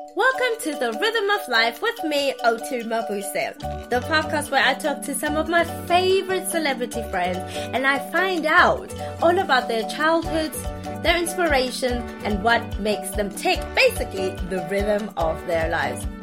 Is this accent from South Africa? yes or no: yes; South Africa; I'm South African